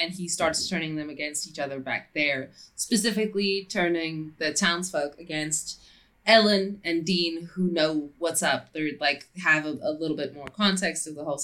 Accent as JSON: {"language": "English", "country": "South Africa", "said": "as a South African"}